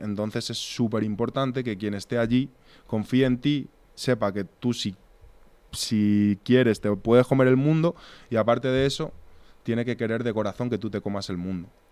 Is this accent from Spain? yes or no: yes; Torrejón de Ardoz, Community of Madrid, Spain; nosotros venimos de Torrejón